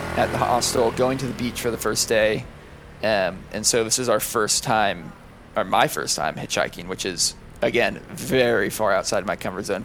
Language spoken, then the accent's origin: English; the Bay Area, California, United States; moved away; we're originally from California. We're originally from the Bay Area, just north of San Francisco in the wine country